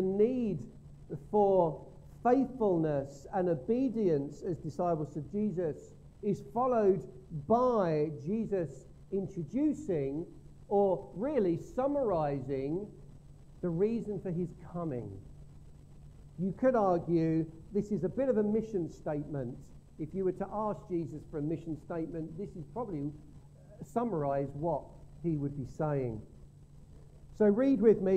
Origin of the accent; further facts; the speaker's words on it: Gravesend, South East England, United Kingdom; we grew up in Gravesend Methodist Church